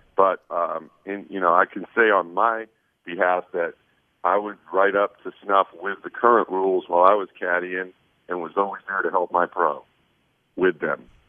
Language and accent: English; Portland, Maine, United States; now in Vancouver, United States; I grew up in Maine, Portland, Maine. So you know, I was born there, and now, ironically, I live right outside of Portland, Oregon, actually in Vancouver, Washington